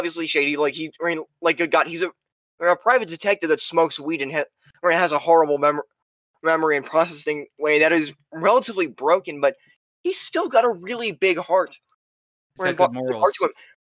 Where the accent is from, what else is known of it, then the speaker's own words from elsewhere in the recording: Las Vegas, Nevada, United States; my hometown of Las Vegas